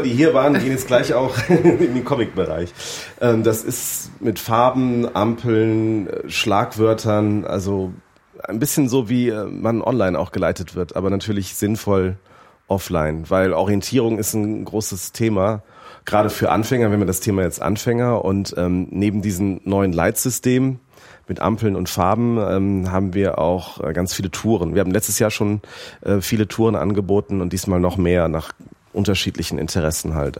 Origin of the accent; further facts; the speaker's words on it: Rhineland, Germany; moved away as an adult; now in Frankfurt, Germany; Ich, ich komme aus, aus dem Rheinland